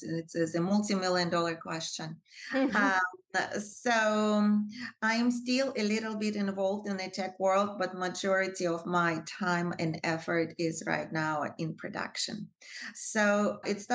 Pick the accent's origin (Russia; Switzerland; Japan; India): Russia; moved away as an adult; also born or lived in Moscow, Russia / France; now in United States; I was born in Soviet Union in the suburb of Russia. Not a very happy suburb